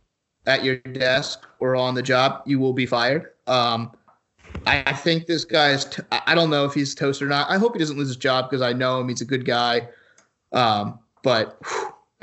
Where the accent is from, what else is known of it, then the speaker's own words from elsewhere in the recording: Philadelphia, Pennsylvania, United States; we're both from Philly